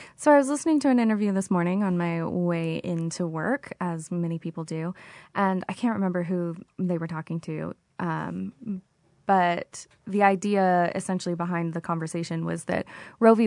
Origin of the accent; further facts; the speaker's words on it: Oklahoma, United States; moved away; I'm originally from Oklahoma